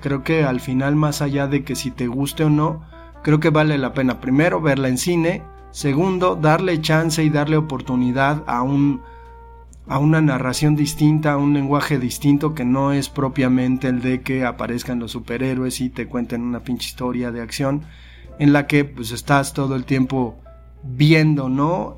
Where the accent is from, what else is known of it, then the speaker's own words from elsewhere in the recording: Mexico; somos mexicanos